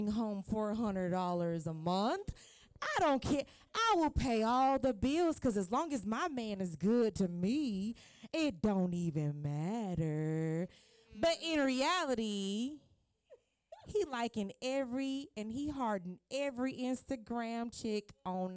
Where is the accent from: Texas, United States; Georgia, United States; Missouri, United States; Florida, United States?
Florida, United States; Miami; now in Charlotte, United States; I'm originally from Miami, Florida. When I moved to Charlotte, North Carolina